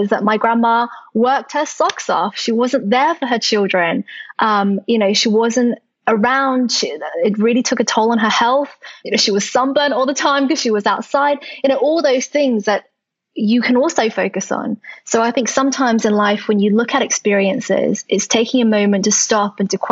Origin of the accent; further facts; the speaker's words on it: Australia; English is a second language; also born or lived in London; now in United Kingdom; when I was growing up in Australia